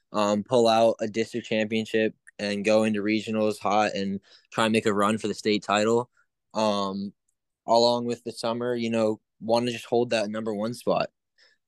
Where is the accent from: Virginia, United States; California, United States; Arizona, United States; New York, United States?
Virginia, United States; since I'm from Virginia